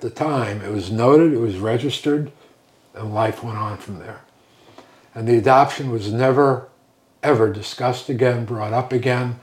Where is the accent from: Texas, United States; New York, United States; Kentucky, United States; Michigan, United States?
New York, United States; Northport; also born or lived in Brooklyn; I grew up on the North Shore of Long Island, a little town called Northport